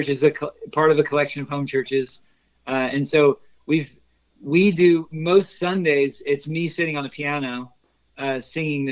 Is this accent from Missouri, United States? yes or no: yes; Kansas City, Missouri, United States; we're from Kansas City, we live in Kansas City now